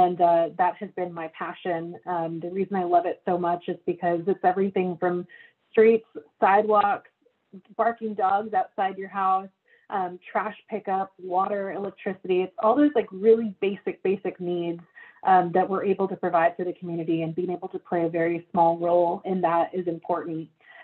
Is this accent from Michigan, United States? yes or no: no; McAllen, Texas, United States; moved away; I grew up in McAllen.